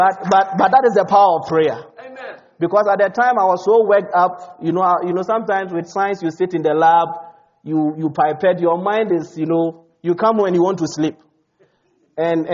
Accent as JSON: {"language": "English", "country": "Ghana", "also_born_or_lived": "South Dakota, United States", "moved": "as an adult", "lives_now": "United States", "said": "most of my credentials were from Ghana"}